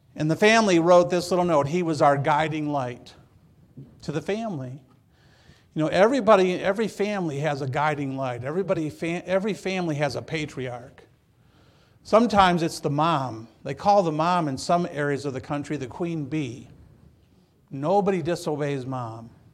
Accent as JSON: {"language": "English", "region": "Michigan", "country": "United States", "tie": "born or raised there", "also_born_or_lived": "Seattle", "moved": "as an adult", "lives_now": "California, United States", "said": "I grew up in Michigan"}